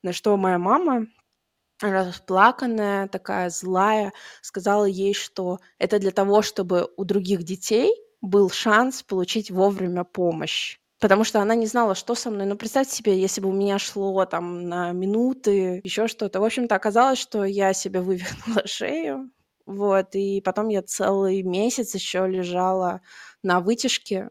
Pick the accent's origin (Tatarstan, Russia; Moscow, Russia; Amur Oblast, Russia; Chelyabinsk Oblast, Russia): Tatarstan, Russia; moved away; я сама из Татарстана